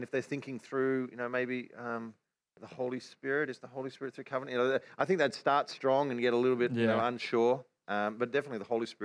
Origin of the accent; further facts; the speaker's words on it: Australia; accent: Australian; our Australian accent